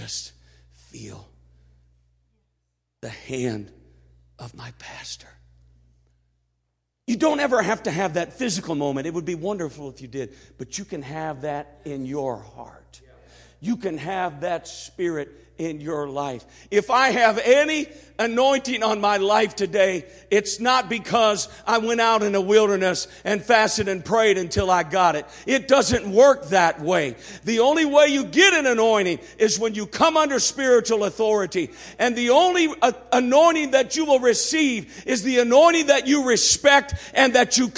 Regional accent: Missouri, United States; I'm from Missouri. It's the show me state.

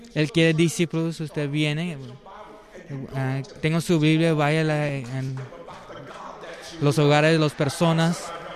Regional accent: San Joaquin Valley, California, United States; soy eh, del Valle de San Joaquín. Eh, yo estaba cerca donde había una donde había almendras

